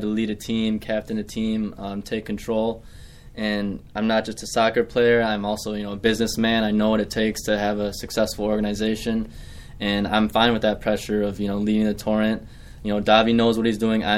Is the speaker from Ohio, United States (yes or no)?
no; Hartford, Wisconsin, United States; also born or lived in Sweden; I'm from Hartford, Wisconsin